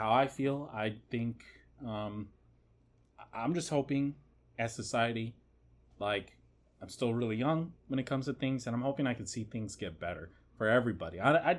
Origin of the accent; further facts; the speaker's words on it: United States; being American.